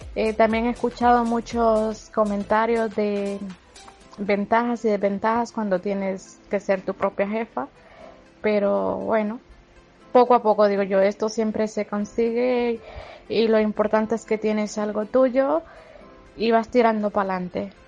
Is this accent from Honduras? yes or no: yes; Honduras; moved away as an adult; now in Spain; soy una chica hondureña que emigré con propósitos y con muchos objetivos